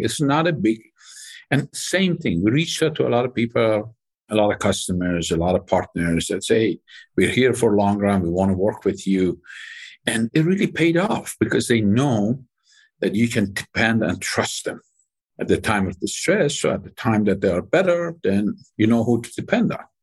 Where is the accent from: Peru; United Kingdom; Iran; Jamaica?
Iran; moved away as an adult; I grew up in Iran